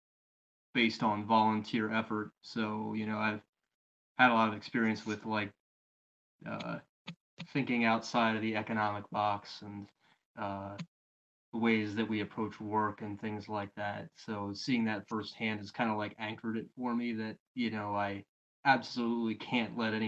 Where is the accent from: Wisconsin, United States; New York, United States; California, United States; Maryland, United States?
Maryland, United States; also born or lived in Eugene, Oregon; now in Pennsylvania, United States; I'm from Maryland, live in Pennsylvania